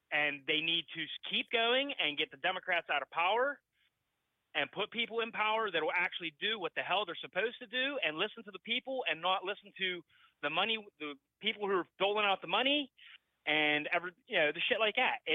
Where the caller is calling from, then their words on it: Pennsylvania, United States; from Pennsylvania.